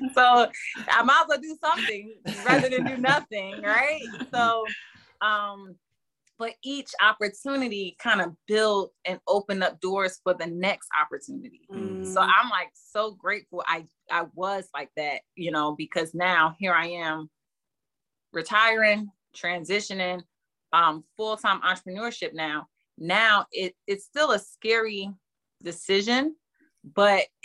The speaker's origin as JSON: {"language": "English", "town": "Newark", "region": "New Jersey", "country": "United States", "tie": "born or raised there", "said": "I come from Newark, New Jersey, and it's the hood. And so growing up, my family kind of protected me a little bit from the hood. So I was allowed to only sit on my porch."}